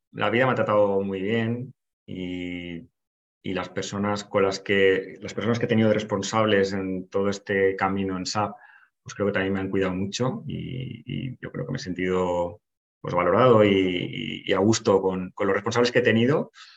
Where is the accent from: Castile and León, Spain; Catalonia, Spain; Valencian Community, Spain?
Valencian Community, Spain; Valencia; voy ahí para, para mi tierra, para Valencia